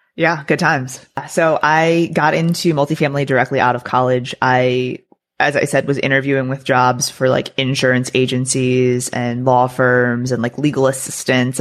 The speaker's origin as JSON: {"language": "English", "region": "Maryland", "country": "United States", "tie": "born or raised there", "also_born_or_lived": "Florida / Texas", "moved": "as an adult", "said": "I grew up in Maryland, so I lived there for the first you know portion of my life through high school"}